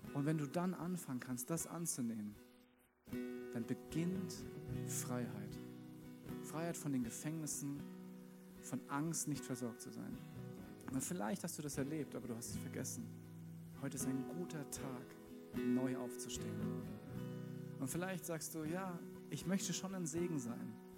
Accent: Wiesbaden, Hesse, Germany; now in Munich, Germany; geboren in Wiesbaden

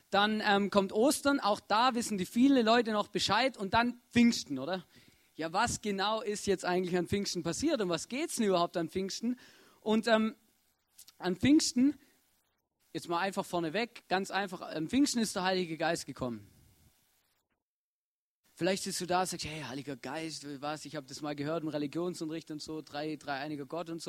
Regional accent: Germany; moved away; ich komme ja ursprünglich aus Deutschland, da gibt es auch ein Erntedankfest, aber das ist im Herbst.

